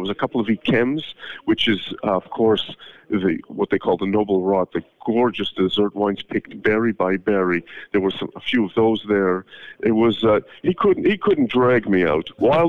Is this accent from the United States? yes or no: no; Canada; now in Israel; I'm from Canada, so I can deal with minus 20.